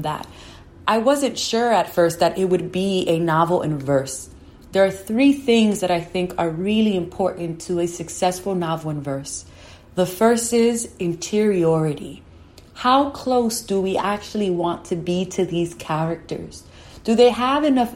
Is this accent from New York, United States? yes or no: yes; New York City, New York, United States; I was born and raised in New York